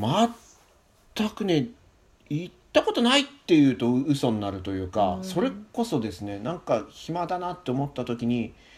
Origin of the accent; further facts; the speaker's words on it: Saitama, Japan; also born or lived in Yokohama, Kanagawa; now in Tokyo, Japan; 自分は埼玉出身